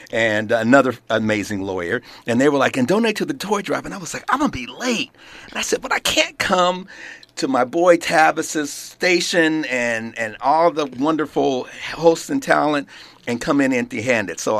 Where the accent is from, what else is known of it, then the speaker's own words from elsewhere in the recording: Carson, California, United States; also born or lived in South Los Angeles, California; Growing up, up, in, in Carson. No, California. actually, initially I was born in South Los Angeles, over oh, near 55th okay. and McKinley.